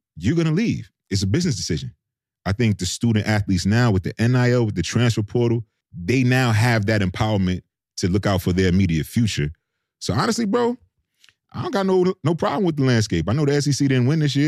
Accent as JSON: {"language": "English", "town": "New York City", "region": "New York", "country": "United States", "also_born_or_lived": "Oxford, Mississippi", "moved": "as an adult", "said": "I came from, literally from New York City, inner city queens"}